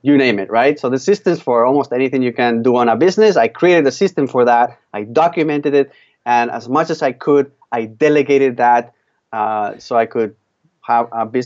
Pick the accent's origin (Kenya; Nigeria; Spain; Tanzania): Spain; now in Canada; I'm from Spain, and back in 1996, I moved with my family to Canada. So I've been just over 20 years living here.